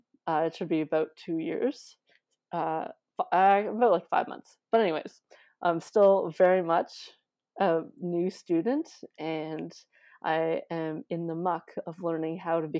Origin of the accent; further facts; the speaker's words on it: Ottawa, Ontario, Canada; Yeah, I'm from Ottawa, which is like one of the most landlocked parts of Ontario.